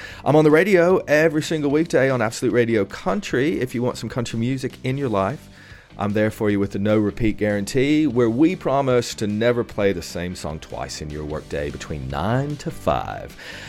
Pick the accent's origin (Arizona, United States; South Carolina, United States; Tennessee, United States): Tennessee, United States; East; being from East Tennessee and the Appalachian Mountains and all that, like our culture is very rooted in Scottish culture and Irish and English and the rest of it. But Scottish in particular, you know, I mean, we even have a Highlands Festival where I'm from.